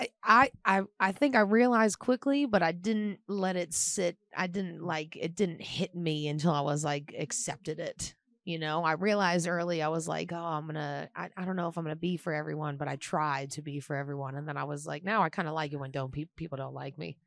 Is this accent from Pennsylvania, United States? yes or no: yes; Pittsburgh, Pennsylvania, United States; I am from Pittsburgh, Pennsylvania, and I, um, I do stand-up comedy in Pittsburgh